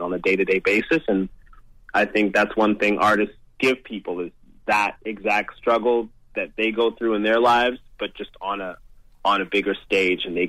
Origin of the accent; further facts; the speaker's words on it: London, Ontario, Canada; London, Ontario, man. That's my hometown